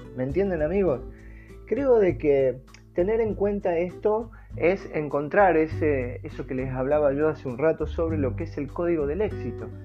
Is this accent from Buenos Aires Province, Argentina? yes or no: no; Rosario, Santa Fe, Argentina; now in Tucumán, Argentina; Rosario Santa Fe, el lugar donde más o menos eh, he pasado mi niñez